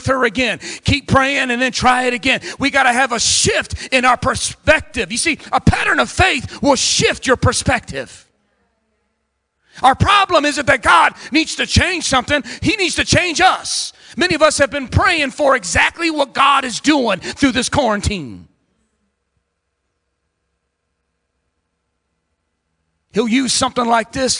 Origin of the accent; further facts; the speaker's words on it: Ecorse, Michigan, United States; I come from Southwest Detroit in a little city called Ecorse, running the streets in and out of the legal system